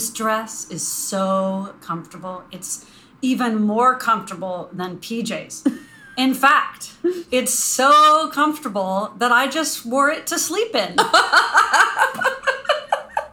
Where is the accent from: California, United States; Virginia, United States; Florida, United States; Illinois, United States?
Virginia, United States; Northern; I'm from Northern Virginia